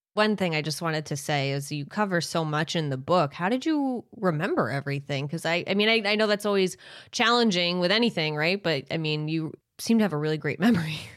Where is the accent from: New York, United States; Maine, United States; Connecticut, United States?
Maine, United States; you and I grew up in towns in Maine that aren't far from each other